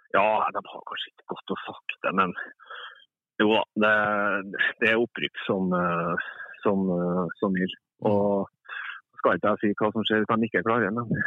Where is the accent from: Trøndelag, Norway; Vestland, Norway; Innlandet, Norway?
Trøndelag, Norway; jeg er trønder